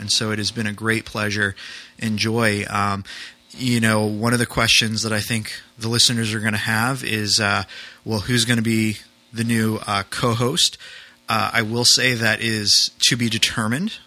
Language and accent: English; New England, United States; moved away; I grew up in New England.